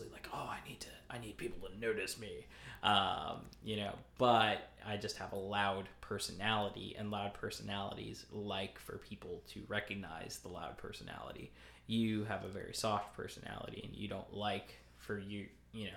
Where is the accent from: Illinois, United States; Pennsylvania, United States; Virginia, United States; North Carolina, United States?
Pennsylvania, United States; Lebanon; I grew up in Lebanon, Pennsylvania